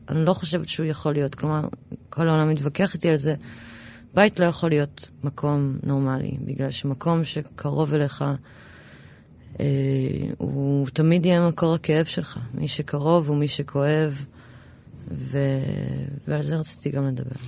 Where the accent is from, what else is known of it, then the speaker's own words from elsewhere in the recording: Tel Aviv, Tel Aviv District, Israel; also born or lived in New York, United States / Rosh HaAyin; גדלתי ברמת אביב